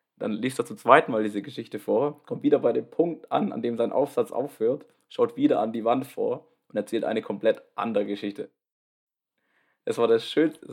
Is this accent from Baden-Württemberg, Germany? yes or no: yes; Baden-Württemberg, Germany; ich komme aus Baden-Württemberg